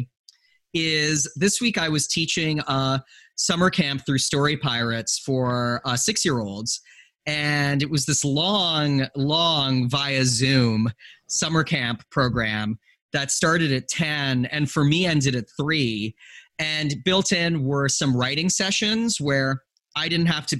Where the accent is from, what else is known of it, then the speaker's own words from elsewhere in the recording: Western Canada, Canada; I was growing up in Western Canada in a really, really white environment